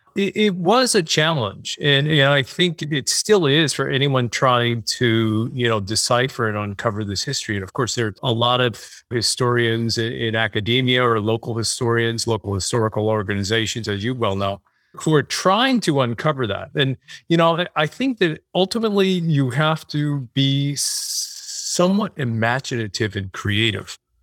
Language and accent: English; Hudson Valley, New York, United States; I'm from the Hudson Valley. I know New York